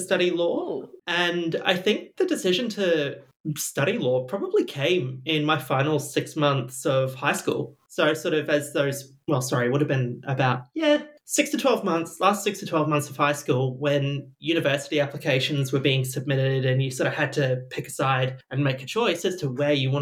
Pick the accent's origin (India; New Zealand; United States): New Zealand; Christchurch, Canterbury; moved away as an adult; also born or lived in Wellington, New Zealand; now in Australia; I grew up in Christchurch in New Zealand